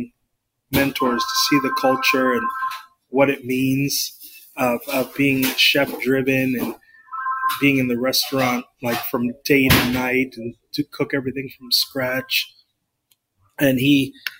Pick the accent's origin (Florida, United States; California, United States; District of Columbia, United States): Florida, United States; South; when I was growing up in the South Florida region